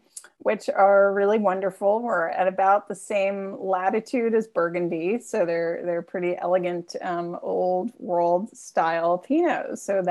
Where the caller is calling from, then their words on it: McMinnville, Oregon, United States; I am coming to you from McMinnville, Oregon. And so I will share that we are in the heart of Oregon wine country.